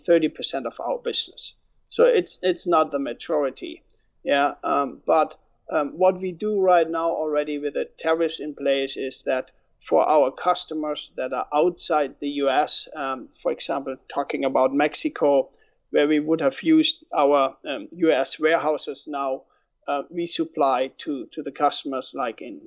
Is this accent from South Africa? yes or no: no; Germany; moved away as an adult; now in United States; I am born and raised in Germany. I immigrated to the US 12 years ago